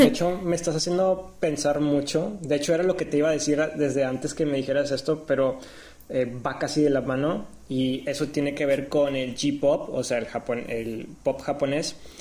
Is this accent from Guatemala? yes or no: no; Mexico; nosotros como siendo mexicanos